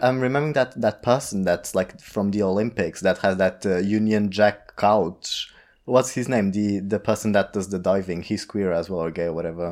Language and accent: English; Portugal; English is a second language; now in London, United Kingdom; I am Portuguese from Portugal.